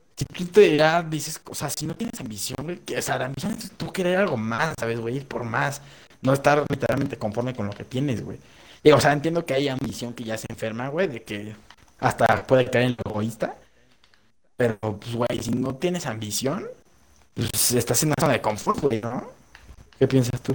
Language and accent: Spanish; Mexico